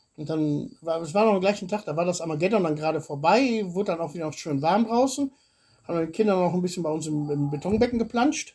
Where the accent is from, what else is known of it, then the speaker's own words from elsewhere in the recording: Swabia, Baden-Württemberg, Germany; now in Bulgaria; jetzt komme ich aus der Ecke